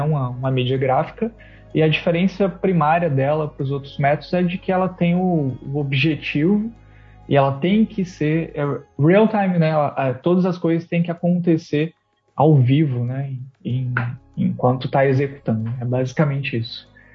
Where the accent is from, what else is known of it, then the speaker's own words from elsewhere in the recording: interior of Goiás, Brazil; moved away; also born or lived in São Paulo; eu sou do interior de, de Goiás